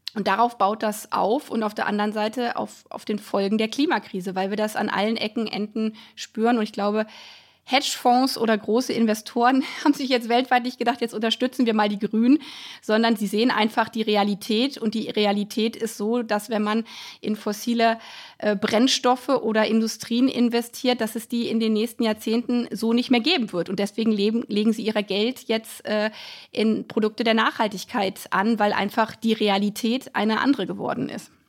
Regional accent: a village in Lower Saxony, Germany; now in Brandenburg, Germany; da, wo ich herkomme, aus, vom niedersächsischen Dorf

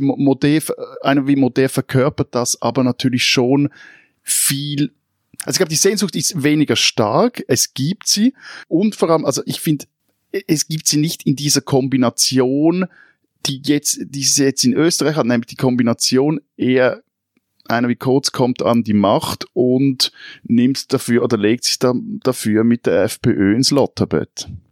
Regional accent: Switzerland; als Schweizer

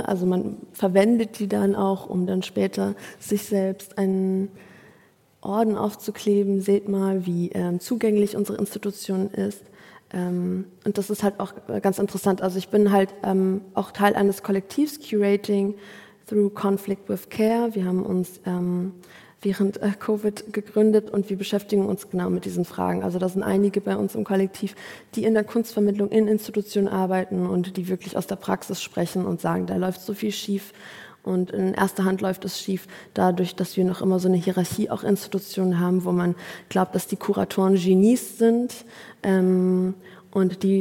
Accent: Afghanistan; ich würde hingehen als Afghanin und dort ähm, mich vernetzen.

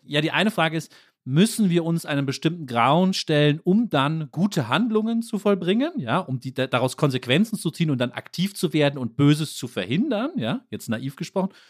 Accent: Germany; Als Deutsche

